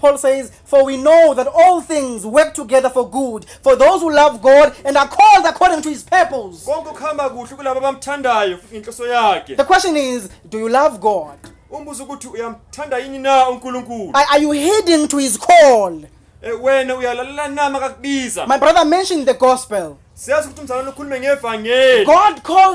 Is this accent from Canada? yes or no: no; Soweto, Gauteng, South Africa; I'm from Soweto at Chawelo